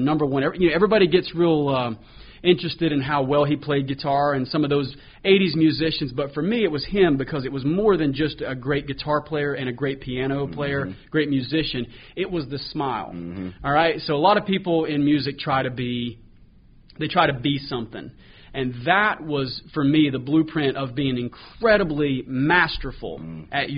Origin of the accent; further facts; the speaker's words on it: Lincolnton, North Carolina, United States; also born or lived in Jacksonville, North Carolina / Nashville; my hometown is Lincolnton, North Carolina, which is, as you know, is right outside of Charlotte here